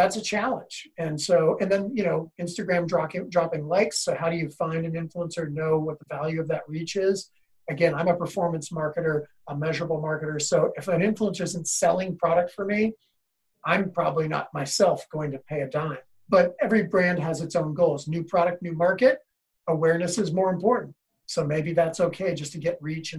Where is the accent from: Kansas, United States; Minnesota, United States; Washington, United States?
Washington, United States; Seattle; I grew up in Seattle